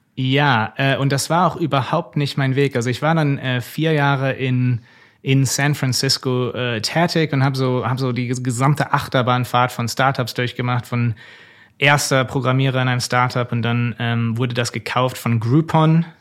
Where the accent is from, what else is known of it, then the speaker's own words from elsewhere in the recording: Germany; moved away as an adult; also born or lived in United States; als Deutscher